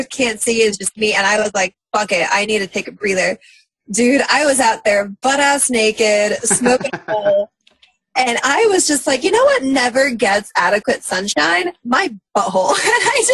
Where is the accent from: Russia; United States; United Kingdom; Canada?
Russia; moved away; I'm from Russia. I was born there at a really young age